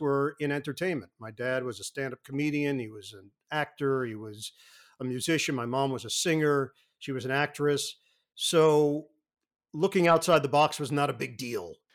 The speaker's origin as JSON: {"language": "English", "town": "New York City", "region": "New York", "country": "United States", "tie": "born or raised there", "said": "I grew up in Queens"}